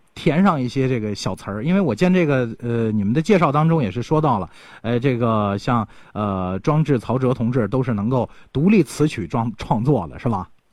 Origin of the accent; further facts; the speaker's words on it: Linfen, Shanxi, China; 极限呢，就是我们临汾市下面的一个县城